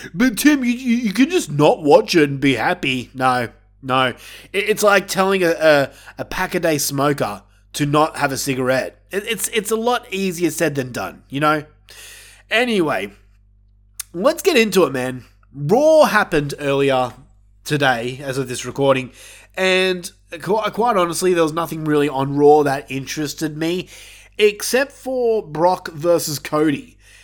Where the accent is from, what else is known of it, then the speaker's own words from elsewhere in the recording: Australia; I'm Australian